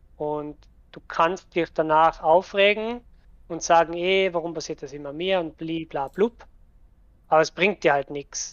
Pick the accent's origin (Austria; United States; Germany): Austria; Tyrol; accent: Tyrolean; Ich bin aus Österreich, sprich eigentlich einen tirolerischen Dialekt